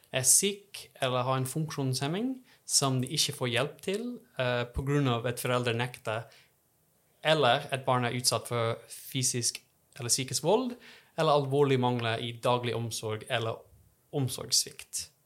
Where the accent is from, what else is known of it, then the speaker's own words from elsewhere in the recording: Texas, United States; Norwegian is a second language; moved away as an adult; now in Trondheim, Norway; Jeg kommer fra Texas